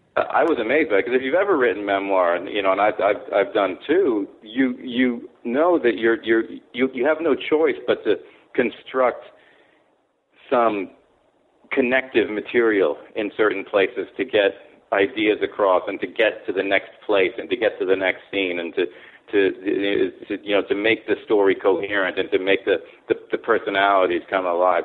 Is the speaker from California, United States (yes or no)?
yes; California, United States; moved away as an adult; also born or lived in Kobe, Japan / Tokyo, Japan; born in Japan, grew up in California. Went to Palisades High School